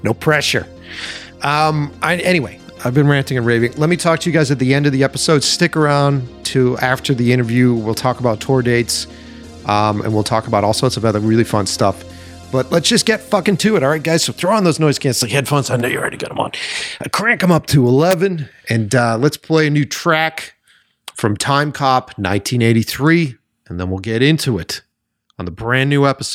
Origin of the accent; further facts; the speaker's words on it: Boston, Massachusetts, United States; now in Los Angeles, United States; I grew up on the East Coast, so I grew up in Boston, which was a whole different vibe.